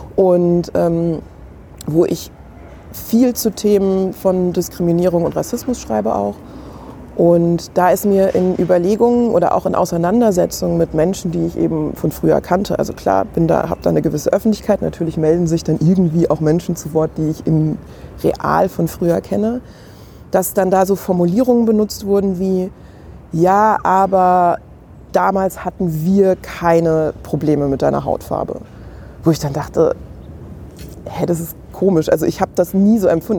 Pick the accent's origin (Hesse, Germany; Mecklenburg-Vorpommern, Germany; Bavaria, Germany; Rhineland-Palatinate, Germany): Hesse, Germany; Main-Kinzig-Kreis; also born or lived in Hanau; ich bin in Hanau geboren und bin aber nicht direkt in Hanau groß geworden, sondern so wirklich klassisch mein Kinzig-Kreis